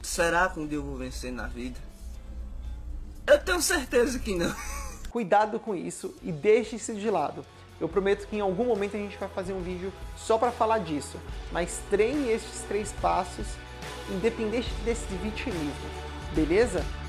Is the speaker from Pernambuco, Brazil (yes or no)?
no; São Paulo, Brazil; bairro de onde eu cresci ou nasci que é aqui no extremo sul de São Paulo, perto do Jardim Ângela